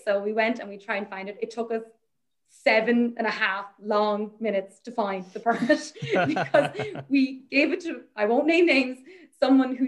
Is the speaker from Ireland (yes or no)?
yes; Ireland; I'm Irish, I'm from Ireland.